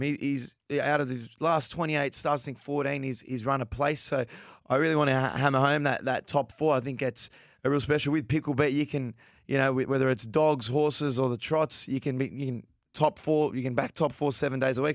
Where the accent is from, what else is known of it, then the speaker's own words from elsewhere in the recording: Sydney, New South Wales, Australia; We're from Sydney.